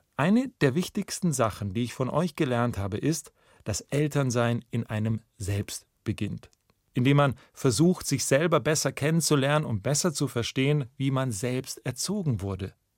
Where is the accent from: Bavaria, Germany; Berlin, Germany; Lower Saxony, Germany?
Bavaria, Germany; Memmingen; also born or lived in Munich; meiner Heimatstadt Memmingen